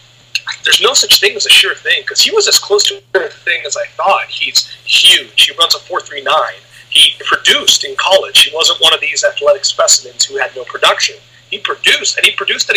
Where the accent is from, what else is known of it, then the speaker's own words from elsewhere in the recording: Miami-Dade County, Florida, United States; Right in the Miami area, in Miami-Dade County. It's right near my hometown